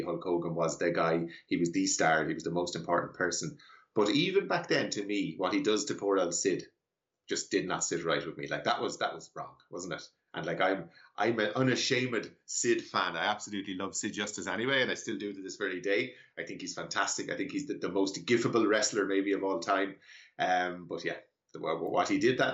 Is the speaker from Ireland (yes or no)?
yes; Ireland; Ireland in particular, where I'm from, I'm sure your listeners will have guessed from my accent that I'm Irish